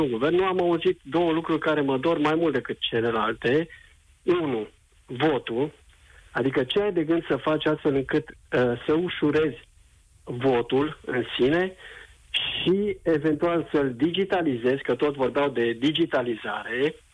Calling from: Constanța, Constanța County, Romania; sunt din Constanța.

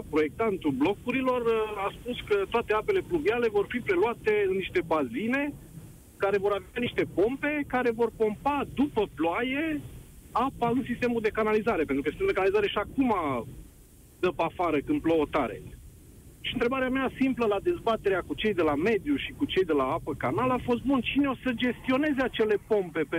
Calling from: Bucharest, Romania; Bine te-am regăsit din București. Uh, sunt martor, ca și tine, presupun, uh, de 30 de ani încoace la dezvoltarea orașului nostru minunat.

